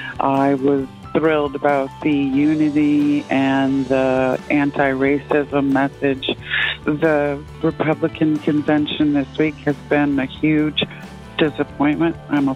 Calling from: Salem, Massachusetts, United States; I'm calling from Salem, Mass.

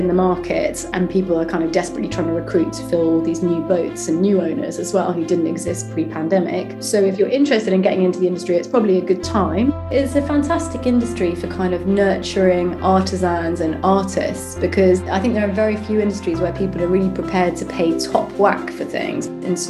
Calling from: London, United Kingdom; I'm in London, where it's not raining for a change.

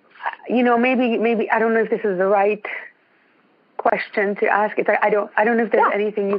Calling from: Ontario, Canada

